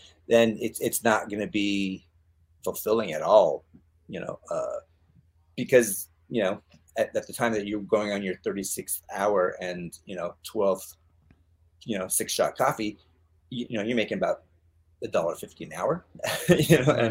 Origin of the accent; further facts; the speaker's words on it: the Northwest, Oregon, United States; moved away as an adult; I grew up in the Northwest on a farm.